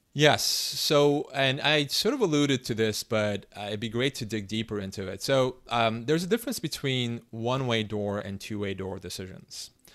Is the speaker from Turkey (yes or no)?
yes; Istanbul, Turkey; English is a second language; I grew up in Istanbul